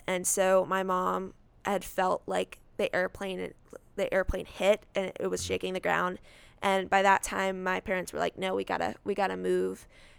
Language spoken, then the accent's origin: English; Alexandria, Virginia, United States; I was born in Alexandria, Virginia. So I lived there